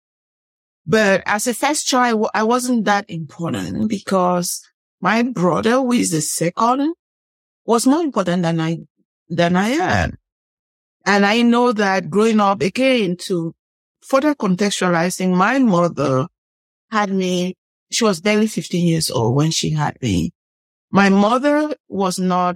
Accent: Northwest Region, Cameroon; moved away; I'm from Cameroon, the western part of, I would say central west part of Africa.

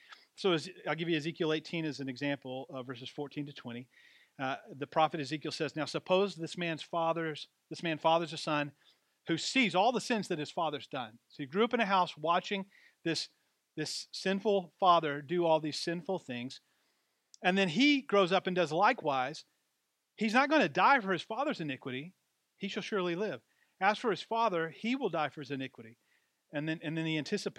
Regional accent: Deep South, United States; my story about growing up in the Deep South

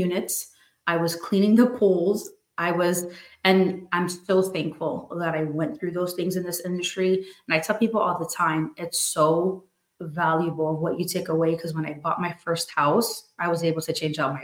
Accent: New Jersey, United States; now in Florida, United States; born and raised in New Jersey, moved over to Florida to get away from the cold

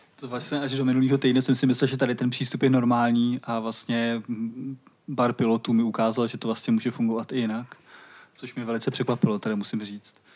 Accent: Vinohrady, Prague, Czechia; also born or lived in Vršovice, Prague; Já teď bydlím ve Vršovicích a přijde mi to trochu podobný, protože jsem z Vinohrad

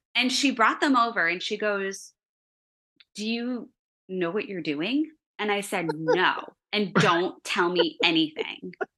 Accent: Chicago, Illinois, United States; accent: Chicago; my Chicago accent

